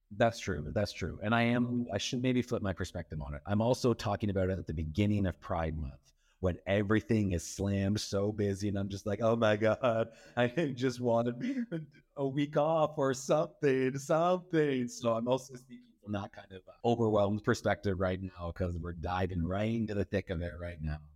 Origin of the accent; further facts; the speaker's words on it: Powassan, Ontario, Canada; moved away as an adult; now in Toronto, Canada; grew up outside of Powhatan, Ontario, the art of Powhatan. It's outside of North Bay